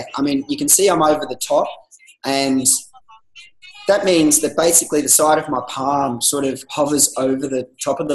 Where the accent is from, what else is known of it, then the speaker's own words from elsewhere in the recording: Gold Coast, Queensland, Australia; I was a guy from the Gold Coast